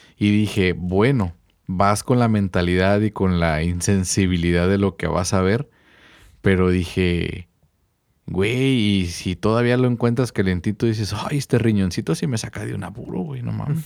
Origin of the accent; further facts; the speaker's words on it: Mexico; mi pueblo o mis raíces mexicanas